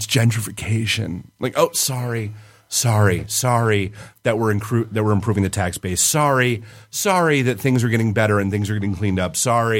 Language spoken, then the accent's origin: English; Detroit, Michigan, United States; Where are you from? Detroit.